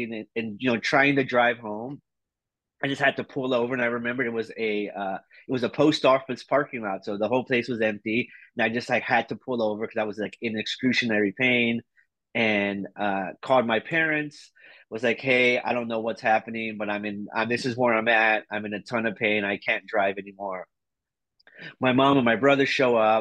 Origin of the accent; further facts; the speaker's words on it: Houston, Texas, United States; moved away as an adult; now in Seattle, United States; I'm originally from Houston, Texas, and I've been living in Seattle for just a little over 11 years now